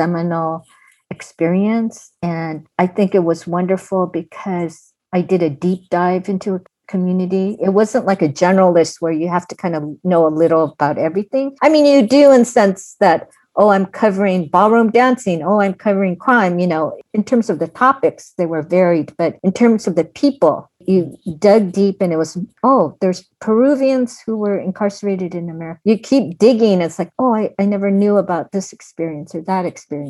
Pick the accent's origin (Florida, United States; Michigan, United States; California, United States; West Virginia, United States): California, United States; Pasadena; I'm from Pasadena